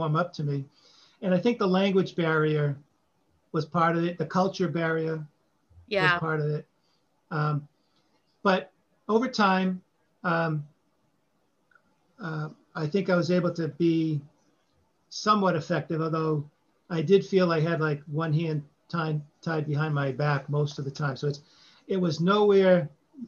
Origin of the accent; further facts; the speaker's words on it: Boston, Massachusetts, United States; accent: Boston; when I went to California with my Boston accent